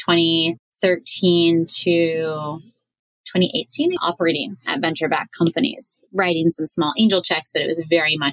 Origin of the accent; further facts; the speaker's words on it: New York City, New York, United States; I grew up on the Queens Long Island border